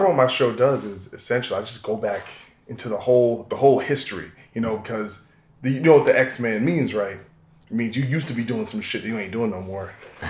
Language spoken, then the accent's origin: English; New Jersey, United States; He's from North Jersey. I'm kind of from Central Jersey.